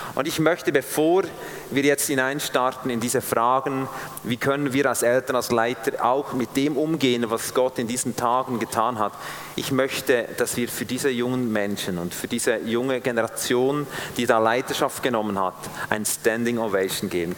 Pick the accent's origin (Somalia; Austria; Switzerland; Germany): Switzerland; als Schweizer